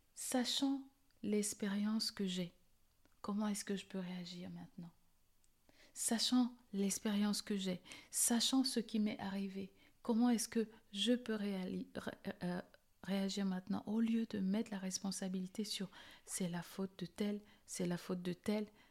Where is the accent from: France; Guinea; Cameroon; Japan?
Cameroon; Je suis née au Cameroun et pour ceux qui ne savent pas où est ce beau petit pays, c'est en Afrique centrale